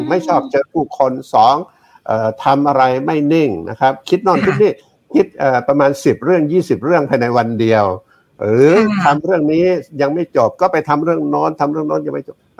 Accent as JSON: {"language": "Thai", "town": "Thepha", "region": "Songkhla", "country": "Thailand", "tie": "born or raised there", "also_born_or_lived": "Hat Yai", "moved": "as an adult", "lives_now": "Bangkok, Thailand", "said": "ผมเกิดที่นั่นแล้วก็จนกระทั่งเรียนเรียนจบเรียนจบชั้นประถมชั้นมัธยม ชั้นมัธยมเข้าไปเรียนในเมืองที่หัดใหญ่เสร็จแล้วก็กลับมาเรียนมัธยมปลายที่ที่บ้านเกิดที่อำเภอเทพา"}